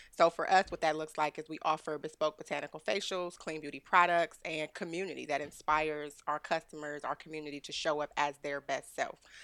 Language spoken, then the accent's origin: English; Cleveland, Ohio, United States; now in Austin, United States; I'm from Ohio, I'm from Cleveland, Ohio. I got a Midwest hustle that's unmatched